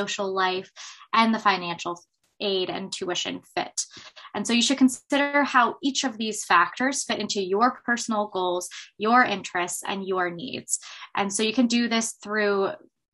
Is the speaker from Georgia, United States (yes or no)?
no; Baltimore, Maryland, United States; I grew up in the Baltimore area